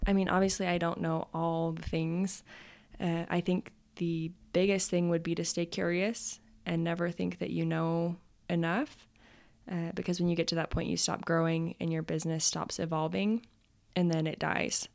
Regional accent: Utah, United States; also born or lived in Idaho / Colorado; I was born in Utah and also have lived in Idaho and Colorado. So, but mostly Utah.

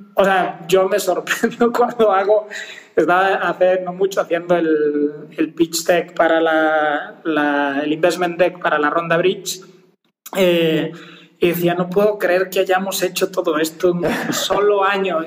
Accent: Galicia, Spain; accent: Spanish; moved away as an adult; also born or lived in Mexico City, Mexico; now in Mexico; originario de Galicia

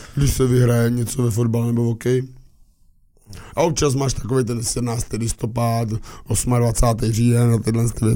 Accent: Moravia, Czechia; my Moraváci

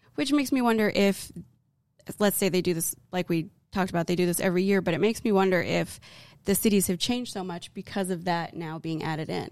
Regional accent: Arizona, United States; now in Texas, United States; we're from Arizona

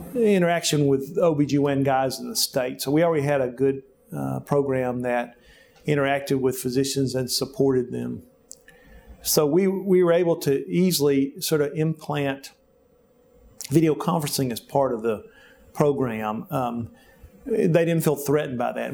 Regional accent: Jemison, Alabama, United States; now in Little Rock, United States; I grew up in Alabama, in Jemison, Alabama, on a farm

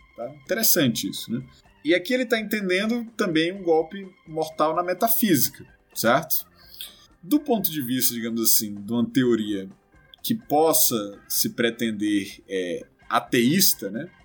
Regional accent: Ceará, Brazil; sou cearense

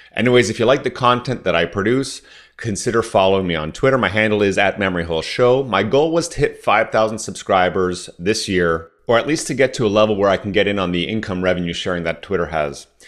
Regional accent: Southern Ontario, Canada; first language French; English is a second language; I grew up in Southern Ontario as the first generation that was born outside of Quebec

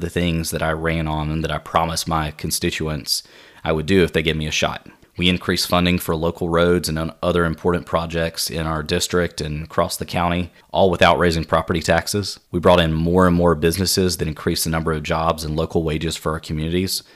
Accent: Spartanburg, South Carolina, United States; I grew up in my hometown of Spartanburg, South Carolina

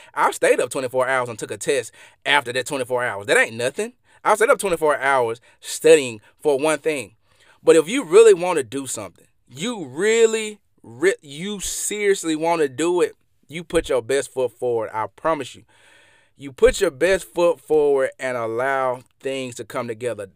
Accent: Mississippi, United States; I'm from Mississippi, and y'all probably can hear this in my accent

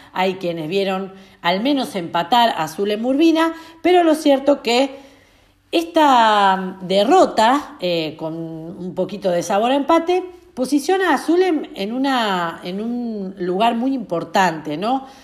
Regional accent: Argentina; mi país

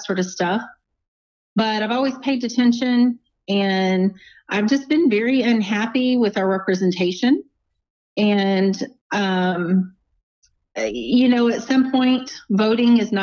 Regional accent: Angleton, Texas, United States; now in Lake Jackson, United States; I grew up in Angleton. So I lived about my first 21 years in Angleton, and I've lived the last 21 in Lake Jackson

